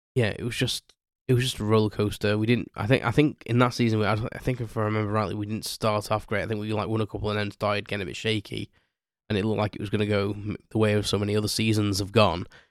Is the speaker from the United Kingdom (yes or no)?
yes; United Kingdom; me being, being British